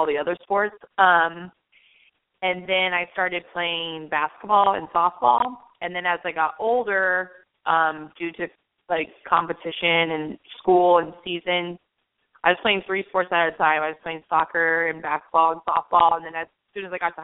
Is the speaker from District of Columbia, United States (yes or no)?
no; Albuquerque, New Mexico, United States; now in New York City, United States; I grew up in Albuquerque, New Mexico